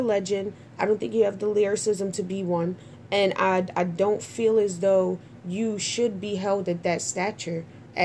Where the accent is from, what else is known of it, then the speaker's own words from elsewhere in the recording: Trinidad & Tobago; I'm Trinidadian